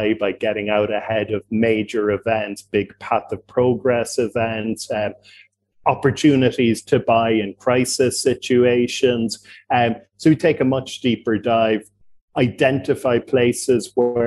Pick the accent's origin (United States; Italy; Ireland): Ireland; Cork, Munster; accent: Irish; I got started in real estate in my home country of Ireland and my home city of Cork